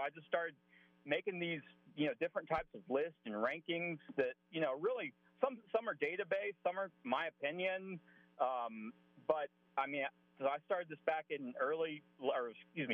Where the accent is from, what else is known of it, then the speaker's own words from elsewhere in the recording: Atlanta, Georgia, United States; moved away as an adult; also born or lived in South Carolina; now in Oklahoma City, United States; I'm from Atlanta. Grew up in Atlanta. Born in South Carolina, but grew up in Atlanta